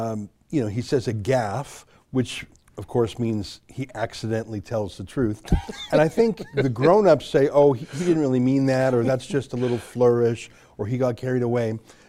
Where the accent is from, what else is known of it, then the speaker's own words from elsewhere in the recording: Canada; I'm a Canadian journalist and author.